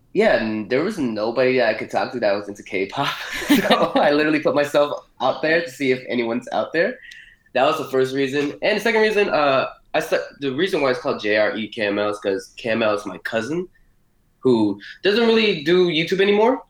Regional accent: Miami, Florida, United States; Born in Miami, Florida

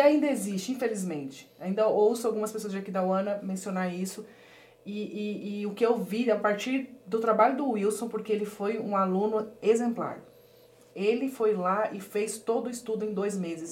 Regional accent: Pedro Juan Caballero, Amambay, Paraguay; moved away; also born or lived in Porto Murtinho, Mato Grosso do Sul, Brazil / Ponta Porã, Mato Grosso do Sul, Brazil; eu nasci em Porto Murtinho, que é uma regi região também de fronteira Mato, com Mato Grosso do Sul e Paraguai. E aí eu fui criada em Pedro Juan, que faz fronteira com Ponta Porã.

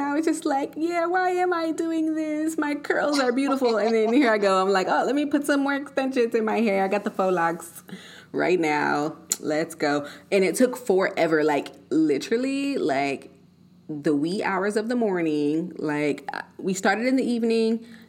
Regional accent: Colorado, United States; also born or lived in California; Like growing up in Colorado, seeing the mountains, the snow, it's cold and all of this.

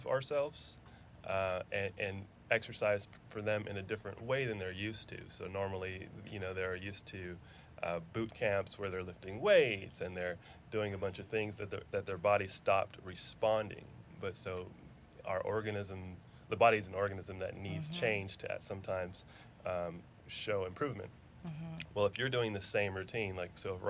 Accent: New Mexico, United States; moved away as an adult; also born or lived in Pennsylvania / New York / Alabama; now in Houston, United States; I grew up predominantly in New Mexico. So undergrad, high school, law school, parts of middle school, parts of elementary school, all in New Mexico

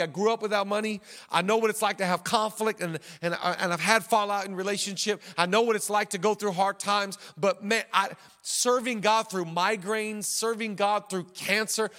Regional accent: Seattle, Washington, United States; moved away; We grew up in the Seattle area

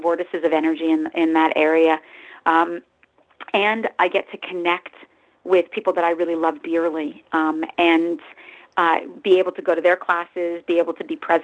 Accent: New Jersey, United States; now in Los Angeles, United States; I'm actually from Jersey, but I live in Los Angeles the last 24 years or so.

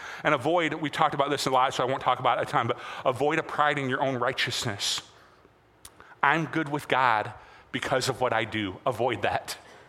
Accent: United States

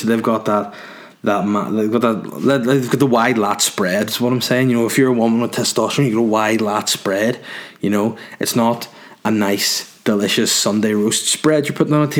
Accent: Holywood, Northern Ireland, United Kingdom; I'm from Hollywood. I'm a North Down guy.

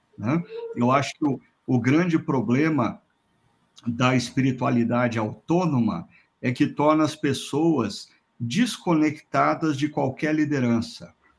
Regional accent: Londrina, Paraná, Brazil; Londrina, minha terra natal

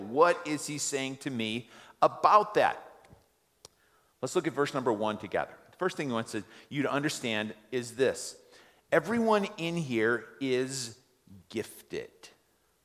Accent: United States; we as American

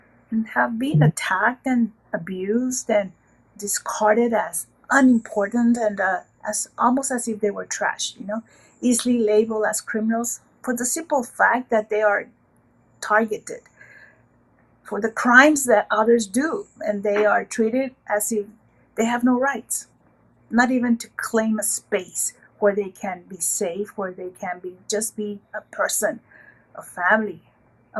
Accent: Rio Grande Valley, Texas, United States; I am from southern border of Texas with Mexico, the Rio Grande Valley, where we call that we are from El Valle

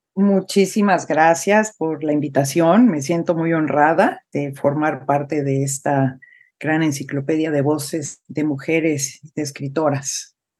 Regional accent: Mexico; first language Spanish; moved away; es mi, tierra natal, es mi idioma materno, es, tengo el corazón en México

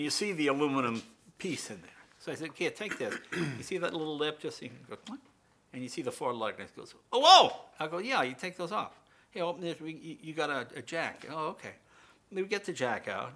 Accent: Andover, Massachusetts, United States; we're from Andover

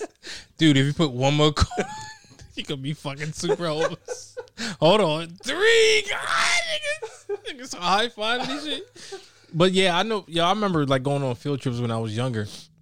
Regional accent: Dover, Delaware, United States; I'm from Dover, like, Dover, Delaware.

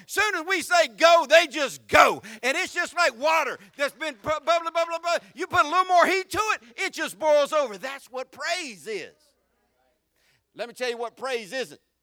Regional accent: the South, United States; accent: southern; I'm more southern than I'm country

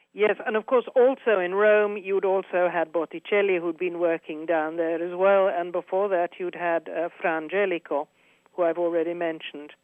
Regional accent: United Kingdom; moved away as an adult; now in Florence, Italy; I'm British, but I have Italian nationality. Uh, I've lived here for forty-three years

